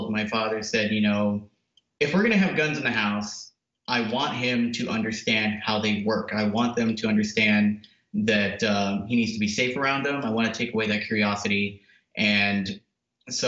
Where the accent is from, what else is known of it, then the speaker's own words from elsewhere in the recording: Oxnard, California, United States; now in Arizona, United States; I'm originally from Oxnard, California, born and raised there.